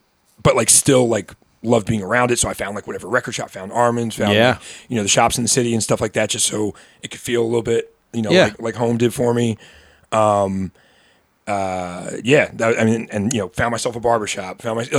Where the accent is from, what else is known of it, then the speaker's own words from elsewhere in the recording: Reading, Pennsylvania, United States; moved away as an adult; now in Philadelphia, United States; I grew up in Reading. And I grew up in a suburb of Reading.